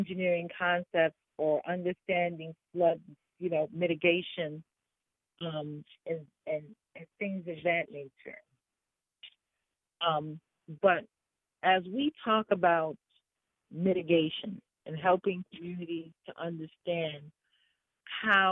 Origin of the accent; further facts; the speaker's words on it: New York City, New York, United States; I'm from New York. I'm from Harlem. I've lived in urban America all my life